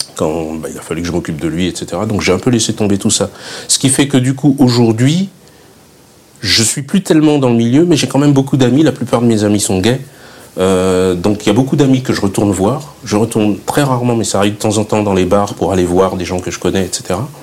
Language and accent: French; Fréjus, Provence-Alpes-Côte d'Azur, France; also born or lived in Saint-Raphaël; now in Paris, France; la Côte d'Azur, je viens de Fréjus. Je suis né à Saint-Raphaël, j'ai vécu à Fréjus.